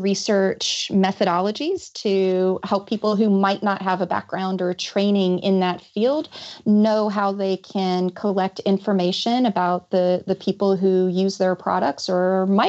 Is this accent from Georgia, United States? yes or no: yes; Georgia, United States; I am. Yes. I've mostly lost my accent, but if you listen to me speak to my mother on the phone or if I get really mad